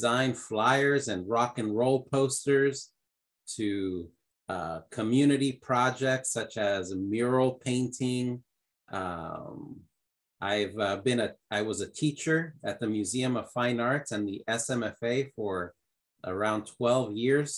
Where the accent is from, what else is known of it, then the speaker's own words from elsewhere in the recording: El Paso, Texas, United States; also born or lived in Ciudad Juárez, Mexico; now in Boston, United States; born and raised in El Paso, born 1976, but I was raised in both cities, both El Paso and Juarez